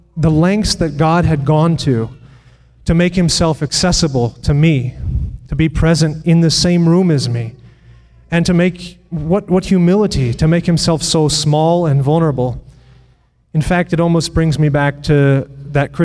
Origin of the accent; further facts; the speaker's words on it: United States; I am from Putnam County, which isn't too far from here